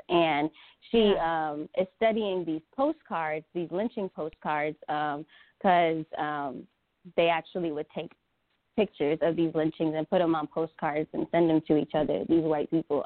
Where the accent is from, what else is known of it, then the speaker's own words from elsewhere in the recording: Atlanta, Georgia, United States; we're both from Atlanta, Georgia